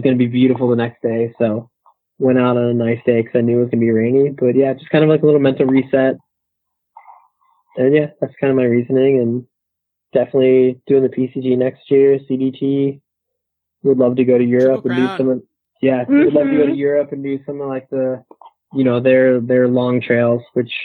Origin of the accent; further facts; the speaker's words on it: Pittsburgh, Pennsylvania, United States; my hometown in Pittsburgh